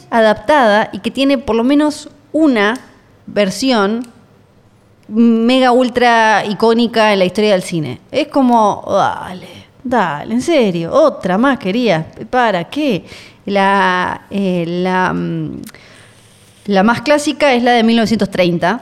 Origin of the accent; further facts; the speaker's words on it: Argentina; somos Argentina